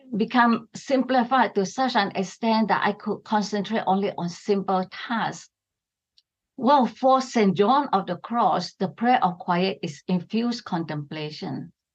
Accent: Sarawak, Malaysia; I come from East Malaysia. It is Sarawak, right on the island of Borneo.

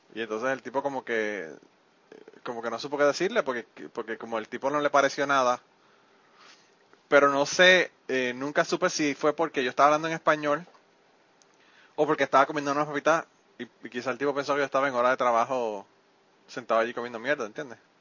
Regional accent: Puerto Rico; now in United States; yo soy boricua

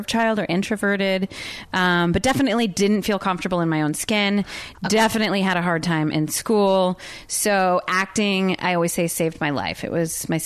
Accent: Los Angeles, California, United States; also born or lived in New Jersey / Arizona; moved to L.A. when I was like 4

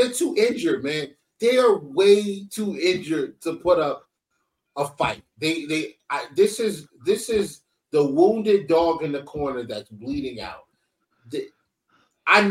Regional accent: East Orange, New Jersey, United States; I was raised in East Orange

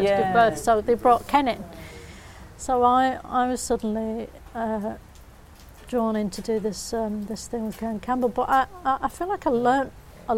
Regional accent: Bolton, North West England, United Kingdom; I'm from Bolton

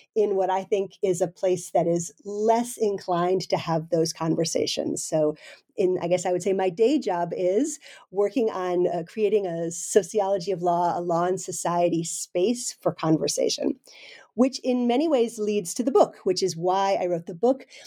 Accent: United States; moved away as an adult; now in Denmark; I'm originally an American

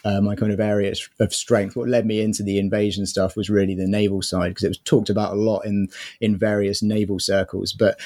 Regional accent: near Portsmouth, South East England, United Kingdom; now in London, United Kingdom; living near Portsmouth

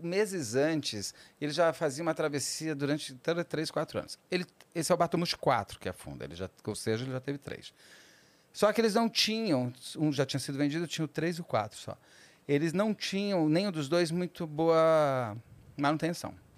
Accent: São Paulo, Brazil; as nossas aqui de São Paulo

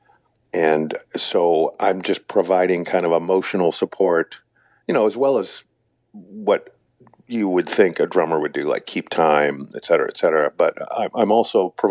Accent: St. Louis, Missouri, United States; growing up in St. Louis

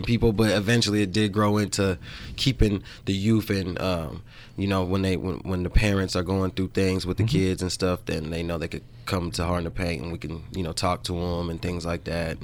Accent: Salt Lake City, Utah, United States; We're all from Salt Lake

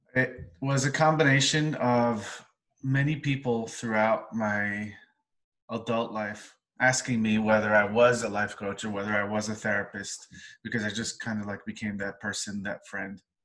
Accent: New York City, New York, United States; I was born in Crown Heights, Brooklyn, family of 11, very vibrant, loud uh, family

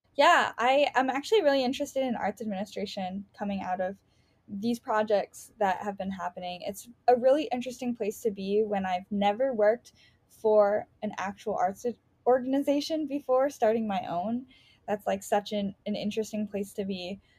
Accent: Chicago, Illinois, United States; I grew up in Rogers Park.

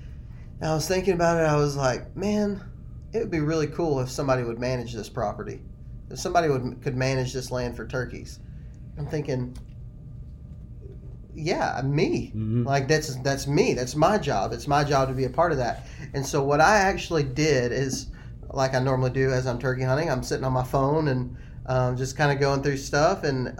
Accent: Texas, United States; I was raised in Texas where there's just not a whole lot of public land.

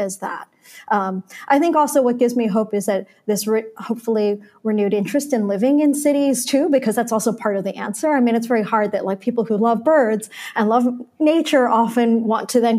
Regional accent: Baltimore, Maryland, United States; also born or lived in South Florida; now in New York, United States; summers as a kid in Baltimore

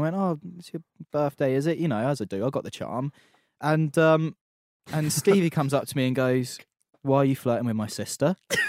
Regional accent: England, United Kingdom

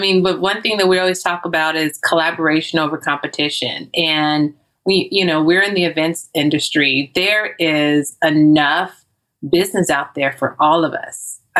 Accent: Louisiana, United States; I'm from Louisiana.

